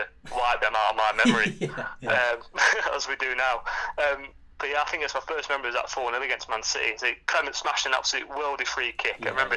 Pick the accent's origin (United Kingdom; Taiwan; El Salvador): United Kingdom; Stafford, West Midlands; now in Halifax, United Kingdom; I was raised in Stafford